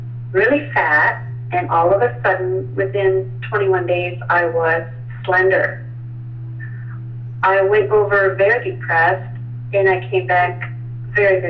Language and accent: English; Midwest, United States; I grew up in the Midwest in a Baptist country